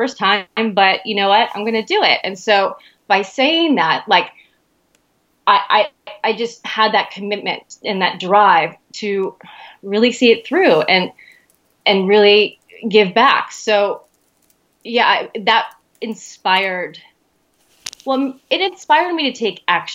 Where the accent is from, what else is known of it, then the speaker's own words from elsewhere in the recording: New Jersey Shore, United States; moved away; I'm from the New Jersey Shore